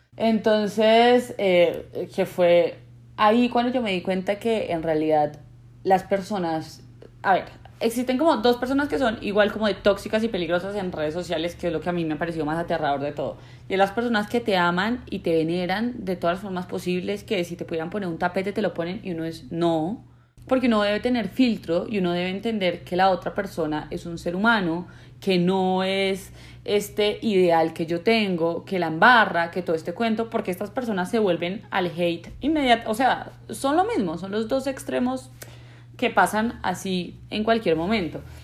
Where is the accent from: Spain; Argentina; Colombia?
Colombia; los colombianos somos